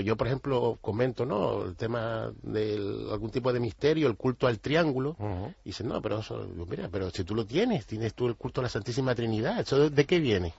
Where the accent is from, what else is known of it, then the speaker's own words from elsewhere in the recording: Canary Islands, Spain; nosotros, los canarios